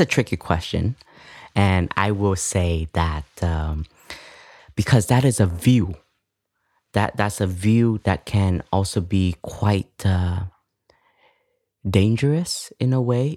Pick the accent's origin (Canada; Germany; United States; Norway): Canada; moved away; I grew up in Canada